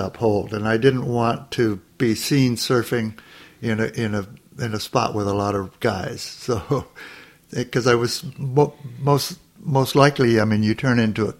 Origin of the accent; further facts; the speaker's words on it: Manhattan Beach, California, United States; also born or lived in Torrance, California; I was born in Torrance, but when I was, and my parents lived in Redondo at the time, and when I was 2 years old, they built a house in Manhattan Beach on 9th Street and Highland, and Manhattan Beach is two blocks from the beach. And that's where I basically grew up.